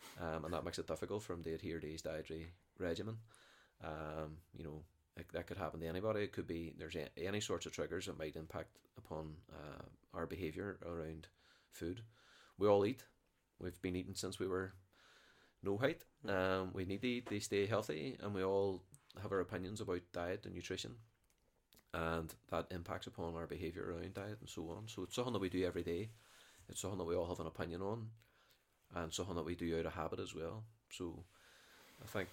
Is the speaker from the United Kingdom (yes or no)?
yes; Derry, Northern Ireland, United Kingdom; I was brought up in the Brandywell